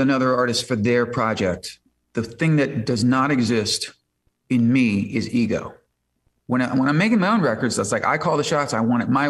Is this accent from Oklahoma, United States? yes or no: no; Chicago, Illinois, United States; now in Los Angeles, United States